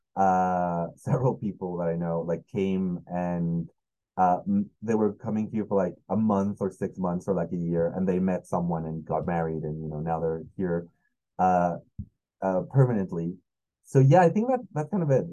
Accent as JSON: {"language": "English", "region": "Mexico City", "country": "Mexico", "second_language": "English", "said": "I'm from Mexico"}